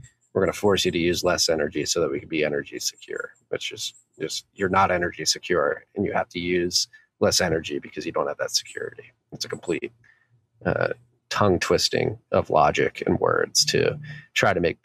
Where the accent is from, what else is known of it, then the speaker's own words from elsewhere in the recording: United States; as an American